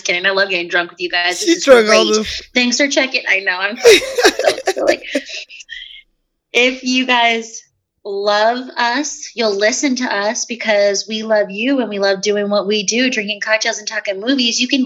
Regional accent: United States; to be an American

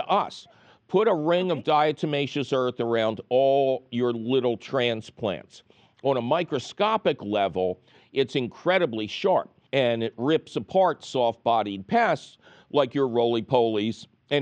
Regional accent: Philadelphia, Pennsylvania, United States; I'm from Philadelphia

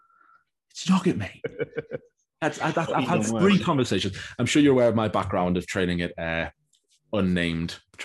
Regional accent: United States; I'm from America

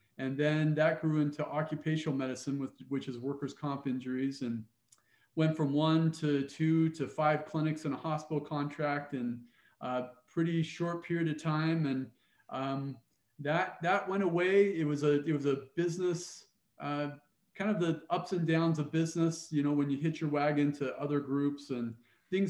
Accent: Cottonwood Heights, Utah, United States; moved away as an adult; also born or lived in Provo, Utah / Pocatello, Idaho / Great Falls, Montana / Ames, Iowa; I grew up in Cottonwood Heights

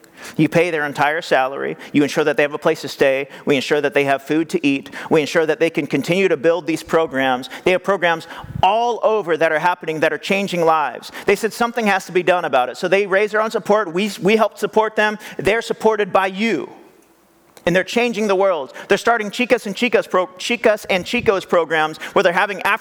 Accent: California, United States; I grew up here in California

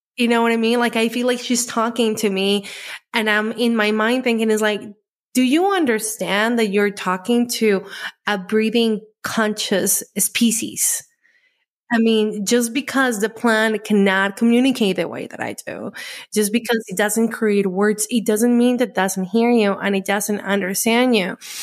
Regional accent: Colombia; I grew up in Colombia

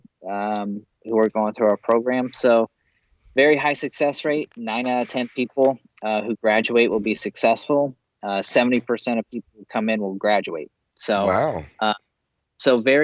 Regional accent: Aledo, United States; I grew up in Aledo, great town of Aledo

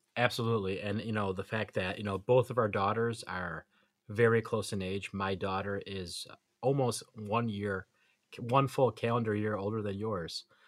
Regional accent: Buffalo, New York, United States; being from Buffalo

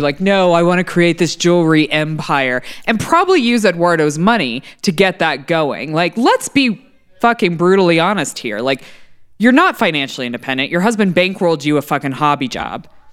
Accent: Texas, United States; As a Texan

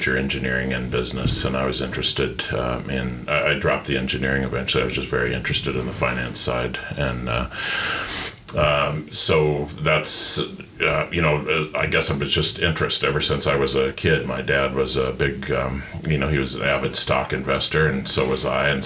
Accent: Gilpin County, Colorado, United States; also born or lived in Denver; I grew up in Gilpin County, which is the second smallest county in Colorado

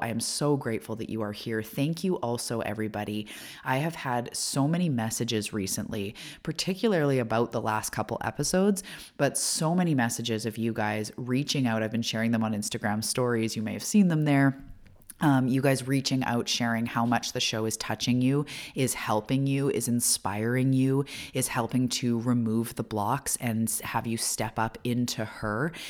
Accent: Canada; I am a Canadian. I live on the west coast of Canada

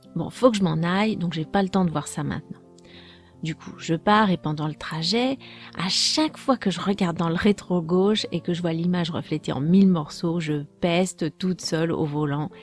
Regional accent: France; je suis française

